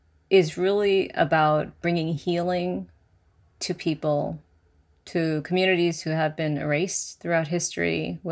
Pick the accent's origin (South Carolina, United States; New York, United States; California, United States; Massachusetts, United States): Massachusetts, United States; first language Spanish; English is a second language; My parents' first language is Spanish, so I got the benefit of learning their native language. So I started with Spanish, then learned English in school